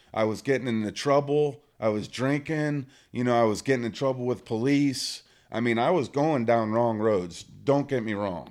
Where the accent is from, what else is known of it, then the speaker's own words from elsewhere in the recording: Michigan, United States; moved away as an adult; also born or lived in Kansas; I grew up in Michigan